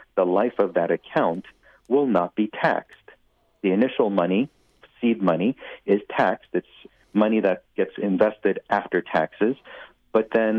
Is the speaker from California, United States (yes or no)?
yes; Los Angeles, California, United States; I grew up growing up in the West Valley in Winnetka